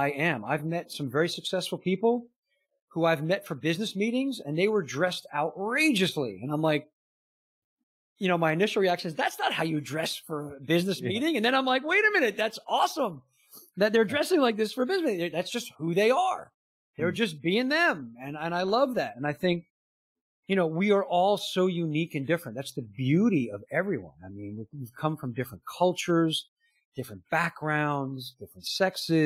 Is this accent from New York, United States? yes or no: yes; outside New York City, United States; I grew up in New York City, outside New York City